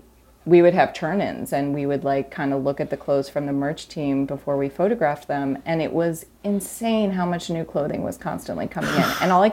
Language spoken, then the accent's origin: English; Missouri, United States; And I grew up in the Midwest outside of St. Louis. And, you know, it was like a bit of a cultural wasteland.